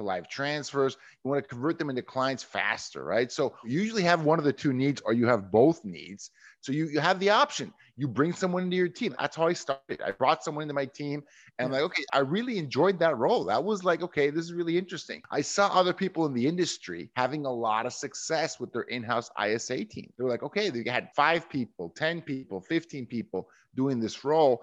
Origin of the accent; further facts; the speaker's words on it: Mexico; now in United States; I'm originally from Mexico